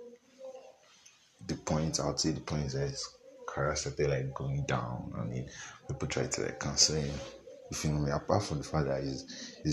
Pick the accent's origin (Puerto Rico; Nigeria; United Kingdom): Nigeria; As a Nigerian